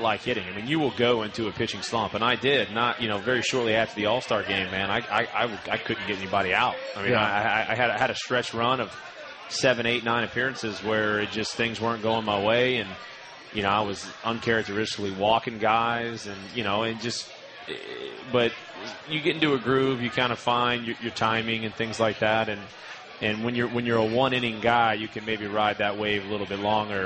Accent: Slidell, Louisiana, United States; also born or lived in Baton Rouge, Louisiana; I grew up like every other kid in Louisiana.

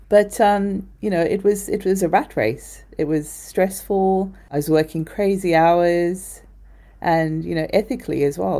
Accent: South Africa; moved away; I was born in South Africa, and sustainability is just a way of life there

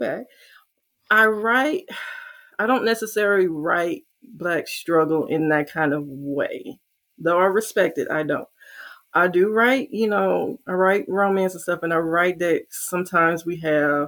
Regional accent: St. Louis, Missouri, United States; I'm from St. Louis

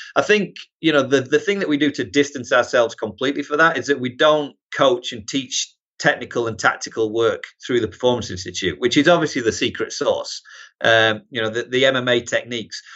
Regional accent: Harrogate, Yorkshire and the Humber, United Kingdom; moved away as an adult; also born or lived in Newcastle; now in United States; originally North Yorkshire, yeah, Harrogate, Knaresborough region, and then, uh, moved to Newcastle for college

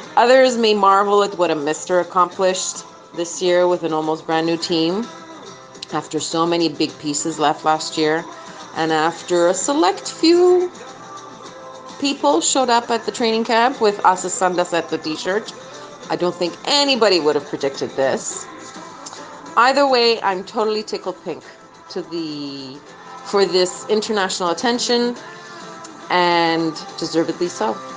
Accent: Montreal, Quebec, Canada; I'm from Montreal, Canada

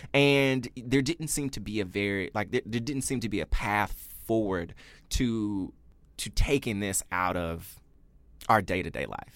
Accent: Memphis, Tennessee, United States; moved away; I grew up in Memphis, Tennessee

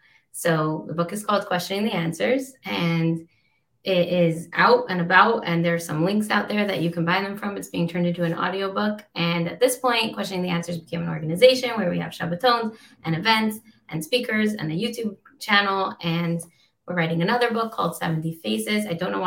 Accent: Israel; also born or lived in Australia / United States; I was born in Australia and we moved to America when I was a little girl and we made Aliyah to Israel when I was 10. I grew up in Israel.

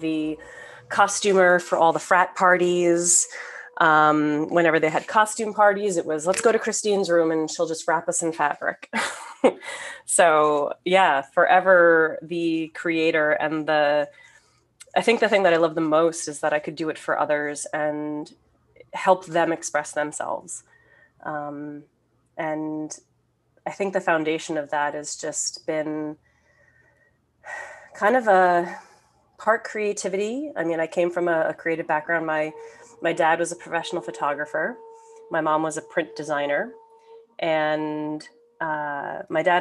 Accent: suburban Northeast New Jersey, United States; I grew up in suburban Northeast New Jersey, so about 40 minutes outside of Manhattan

